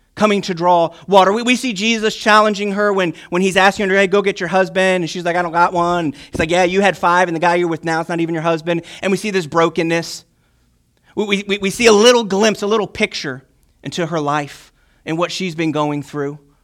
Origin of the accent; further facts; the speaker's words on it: Chesterfield, Virginia, United States; I'm from Virginia, so greetings in Christ from Chesterfield, Virginia